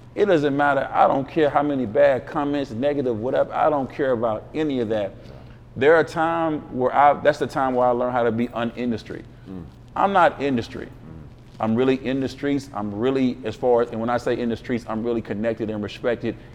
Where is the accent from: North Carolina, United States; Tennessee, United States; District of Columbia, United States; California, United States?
Tennessee, United States; Memphis; I'm from North Memphis.